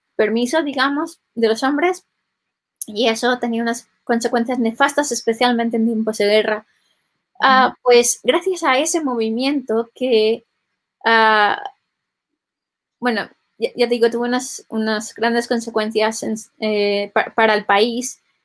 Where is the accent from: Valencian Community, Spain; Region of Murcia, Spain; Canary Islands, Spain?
Valencian Community, Spain; yo en concreto vengo de, Valencia, que es una, una, de las regiones bilingües